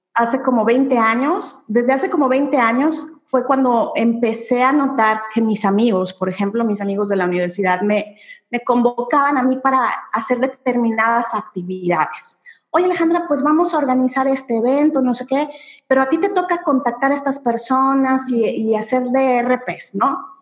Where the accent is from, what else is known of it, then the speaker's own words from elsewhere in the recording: Mexico; yo soy mexicana efectivamente